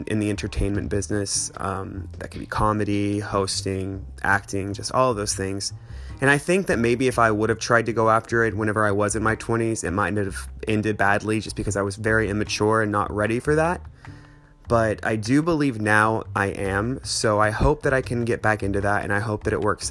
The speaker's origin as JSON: {"language": "English", "town": "Fayetteville", "region": "Arkansas", "country": "United States", "also_born_or_lived": "Denver, Colorado / Los Angeles", "moved": "as an adult", "said": "I am from Fayetteville, Arkansas originally, but I've lived all over the place"}